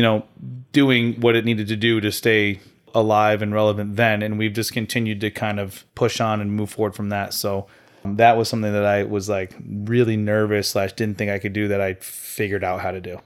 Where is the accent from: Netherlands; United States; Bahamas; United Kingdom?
United States; Farmington; representing uh, Yankee CrossFit up in Farmington, my, my hometown